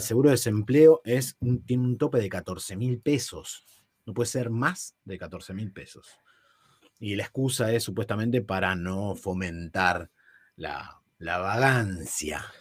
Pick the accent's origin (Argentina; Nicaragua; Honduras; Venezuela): Argentina; San Fernando, Buenos Aires Province; Yo, soy de zona norte, yo soy de San Fernando, de Virreyes